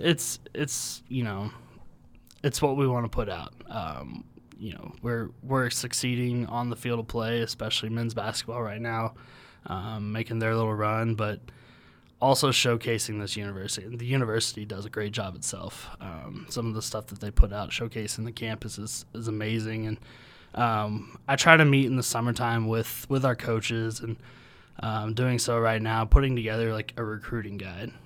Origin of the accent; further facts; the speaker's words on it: Houston, Texas, United States; also born or lived in Oklahoma / Louisiana; now in Logan, United States; I grew up in Houston